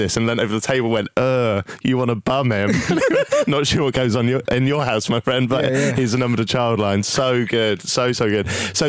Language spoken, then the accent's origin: English; Norwich, East of England, United Kingdom; accent: Norwich; I'm from Norwich.